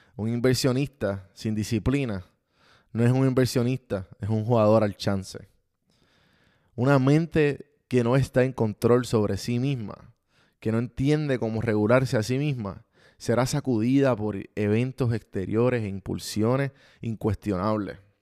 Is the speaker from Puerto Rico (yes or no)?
yes; Puerto Rico; como los puertorriqueños decimos